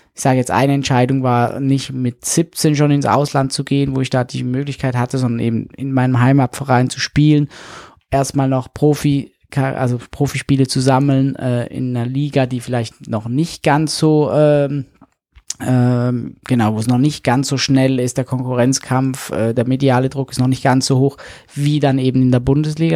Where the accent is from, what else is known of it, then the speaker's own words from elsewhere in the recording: St. Gallen, Switzerland; moved away as an adult; also born or lived in Hannover; von St. Gallen, wo ich herkomme